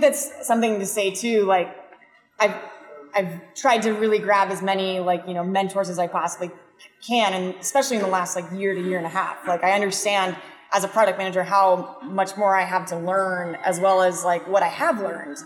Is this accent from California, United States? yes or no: yes; San Diego, California, United States; I'm from San Diego. It's the best city in the world